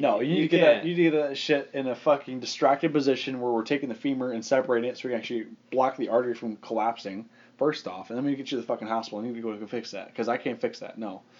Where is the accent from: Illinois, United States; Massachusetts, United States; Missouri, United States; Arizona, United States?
Arizona, United States; born or raised there